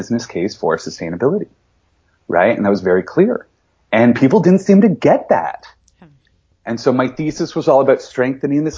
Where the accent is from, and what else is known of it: London, Ontario, Canada; born or raised there